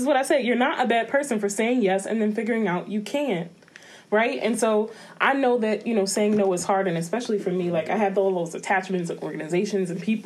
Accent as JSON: {"language": "English", "town": "New York City", "region": "New York", "country": "United States", "moved": "yes", "said": "I'm originally from the Bronx"}